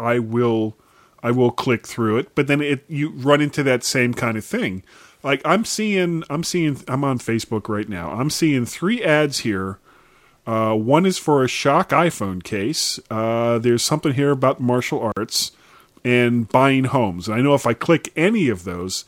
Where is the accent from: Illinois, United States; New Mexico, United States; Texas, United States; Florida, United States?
Florida, United States; South; moved away as an adult; I grew up in South Florida, and I left when I was almost 21 in, you know, early 80s